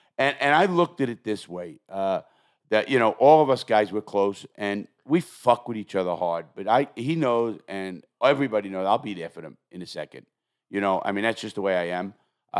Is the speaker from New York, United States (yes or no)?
yes; New York, United States; I'm from New York, Junior, and we can't do that.